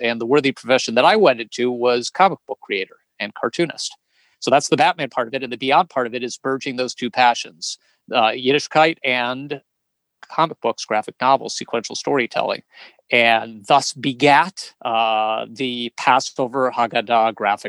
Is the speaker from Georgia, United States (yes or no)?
no; Chicago, Illinois, United States; born there; I was born in Chicago, Illinois, and moved about 11 times before I was 21 years old.